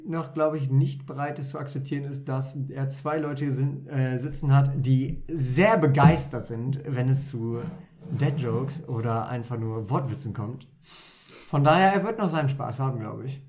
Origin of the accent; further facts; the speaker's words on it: Wolfenbüttel, Lower Saxony, Germany; Ich bin zwar halb Pfälzer, halb äh, Ostfriese, aber ich bin hier in Wolfenbüttel aufgewachsen